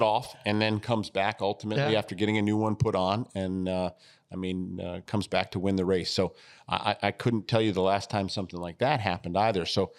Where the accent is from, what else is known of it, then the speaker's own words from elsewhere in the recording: Connecticut, United States; also born or lived in Ohio / Ann Arbor, United States; Yeah, so I grew up a little bit everywhere. I was born in Ohio. I was raised in New England in Connecticut. I did graduate from Pioneer High School in Ann Arbor.